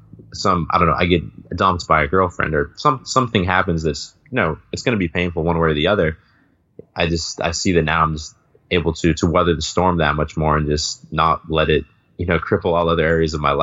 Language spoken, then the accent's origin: English; south of Boston, Massachusetts, United States; moved away as an adult; now in Spain; I grew up a little bit south of Boston and I went to the public high school in my town